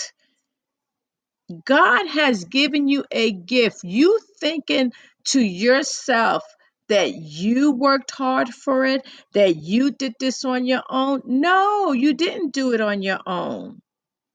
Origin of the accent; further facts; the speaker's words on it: New York City, New York, United States; accent: New York; I'm from New York and I was born and raised in the Bronx, and I struggle growing up in the Bronx in the 60s, 70s